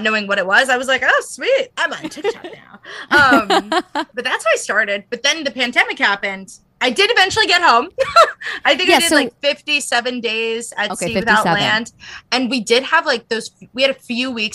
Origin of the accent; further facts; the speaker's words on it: United States; I'm American.